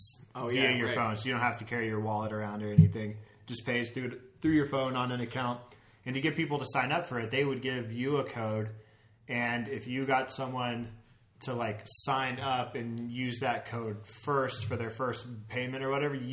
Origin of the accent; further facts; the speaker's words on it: Texas, United States; moved away; I'm from Texas, and our, like, big fast food chain we have there is Whataburger